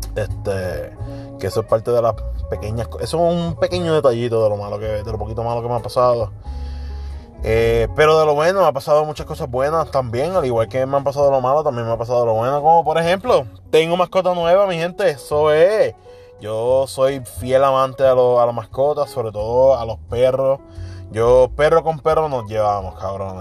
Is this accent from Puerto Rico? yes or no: yes; Puerto Rico; como boricuas que somos